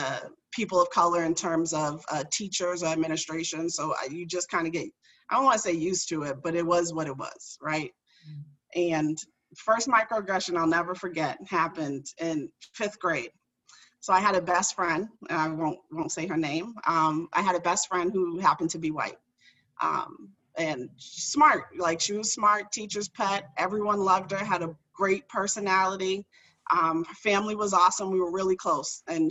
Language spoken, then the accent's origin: English; Boston, Massachusetts, United States; I grew up in Dorchester. So for the folks that aren't from Massachusetts, it's like a urban neighborhood in Boston